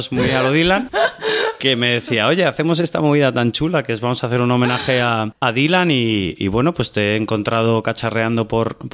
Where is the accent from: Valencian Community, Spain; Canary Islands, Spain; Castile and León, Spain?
Castile and León, Spain; Salamanca; que somos de Salamanca